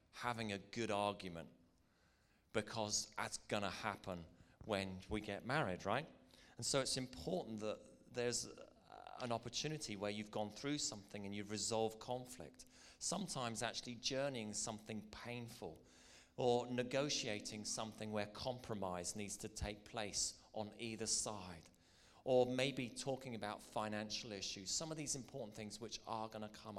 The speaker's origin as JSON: {"language": "English", "region": "Northern Ireland", "country": "United Kingdom"}